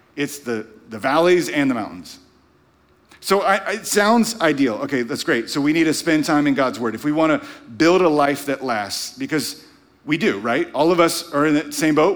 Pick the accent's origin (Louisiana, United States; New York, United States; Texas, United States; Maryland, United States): Louisiana, United States; moved away; growing up in Louisiana